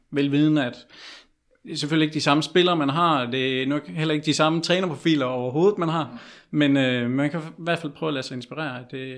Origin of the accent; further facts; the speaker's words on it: Herning, Central Denmark Region, Denmark; for jeg kommer selv fra Herning